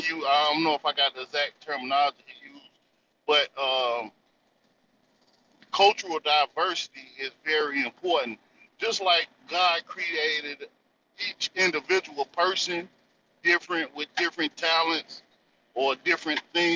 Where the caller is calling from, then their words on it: North Carolina, United States; I'm calling out of the North Carolina territory.